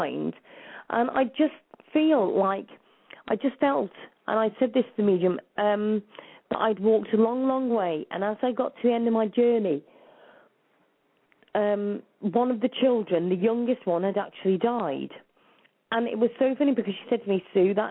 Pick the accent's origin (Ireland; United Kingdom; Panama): United Kingdom; Wrexham, Wales; I'm actually Welsh because I was born in Wrexham